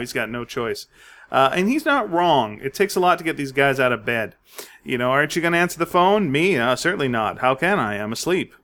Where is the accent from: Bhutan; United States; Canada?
Canada; I finally outed us as Canadian.